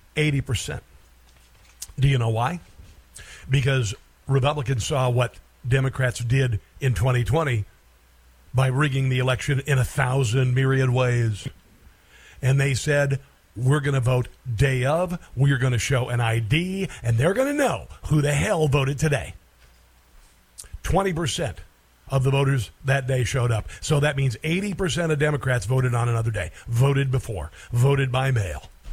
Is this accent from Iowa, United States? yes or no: yes; Iowa, United States; my home state of Iowa